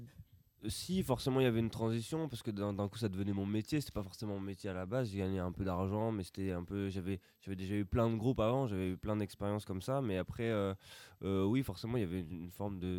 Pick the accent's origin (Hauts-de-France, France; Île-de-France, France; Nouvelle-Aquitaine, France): Hauts-de-France, France; Roubaix; on vient de Roubaix